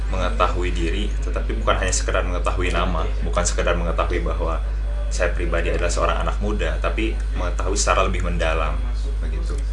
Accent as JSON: {"language": "Indonesian", "region": "West Java", "country": "Indonesia", "said": "Nah, uh, kita sebagai orang Sunda ya patut bersyukur karena"}